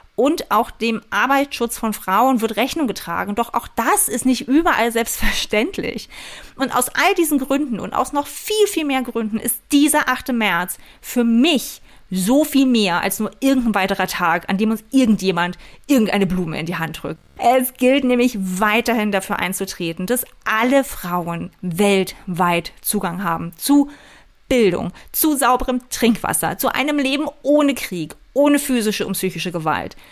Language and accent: German; East Germany, Germany; ich bin in der DDR geboren und auch noch aufgewachsen